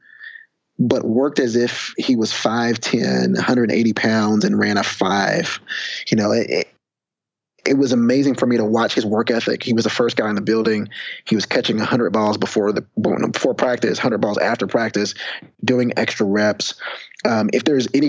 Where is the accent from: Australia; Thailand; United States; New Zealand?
United States; Texas; I'd also started an SAT prep course back in my hometown right after graduating from UT with my sister